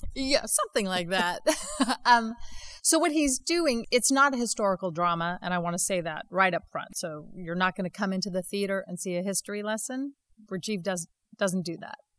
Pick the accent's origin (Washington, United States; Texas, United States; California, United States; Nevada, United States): Nevada, United States; Las Vegas; moved away as an adult; also born or lived in New York; growing up in Las Vegas